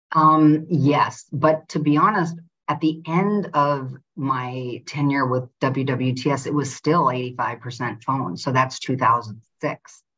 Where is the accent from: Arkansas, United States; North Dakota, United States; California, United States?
North Dakota, United States; moved away as an adult; also born or lived in Antigua; I'm from North Dakota, very privileged family